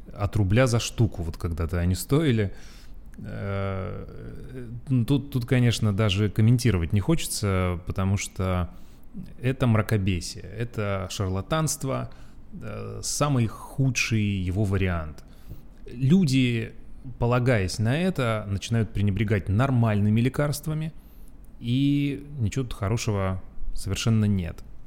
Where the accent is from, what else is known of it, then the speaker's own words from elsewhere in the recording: Urals, Russia; moved away; как я, э, рос на Урале, где зимы очень долгие